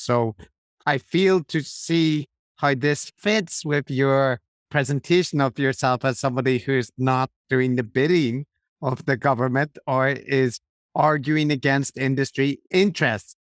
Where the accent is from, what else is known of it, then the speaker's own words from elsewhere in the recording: Belfast, Northern Ireland, United Kingdom; moved away; also born or lived in London; I grew up in Belfast